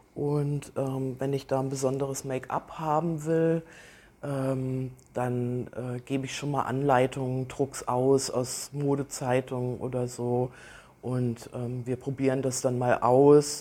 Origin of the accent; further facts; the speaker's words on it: Kassel, Hesse, Germany; now in Aalen, Germany; ich bin in Kassel geboren